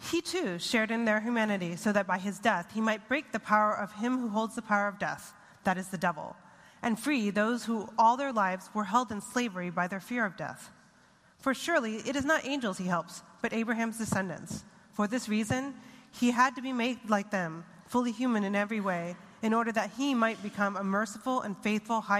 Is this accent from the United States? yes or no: yes; Connecticut, United States; also born or lived in Japan / Singapore; I was born in Japan to a Japanese father and an American mother. We moved to Connecticut, Japan, Singapore, so by the time we got back to Connecticut, I didn't know who or what to believe.